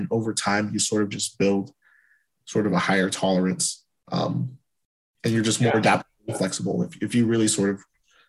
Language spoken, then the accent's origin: English; Tennessee, United States; born there; also born or lived in Europe / Asia / Alaska; I was born in Tennessee, and I floated around throughout the South. I've lived in Europe, I've lived in Asia